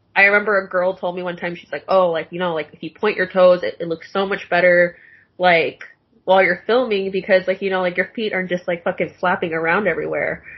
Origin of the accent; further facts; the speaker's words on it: Tacoma, Washington, United States; moved away as an adult; now in Los Angeles, United States; I'm from Tacoma, Washington